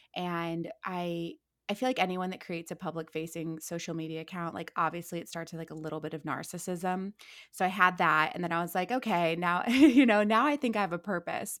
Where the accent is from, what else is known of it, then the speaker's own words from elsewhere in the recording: Akron, Ohio, United States; moved away as an adult; also born or lived in Orange County, California; now in Los Angeles, United States; I'm born and raised in Akron, Ohio.